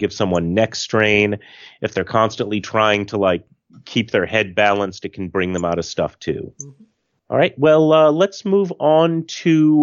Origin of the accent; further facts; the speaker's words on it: United States; the American in the room